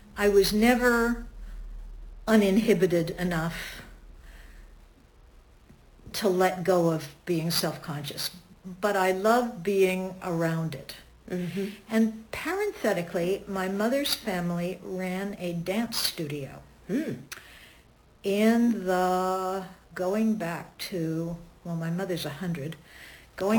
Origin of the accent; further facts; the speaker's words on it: Ottawa, Ontario, Canada; I grew up in Ottawa, Canada, which was a pretty small Jewish community